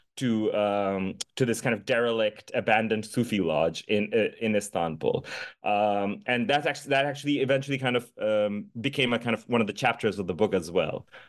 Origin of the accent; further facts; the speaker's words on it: Dhaka, Dhaka Division, Bangladesh; now in Oberlin, United States; I was born and raised in the capital city of Bangladesh, in Dhaka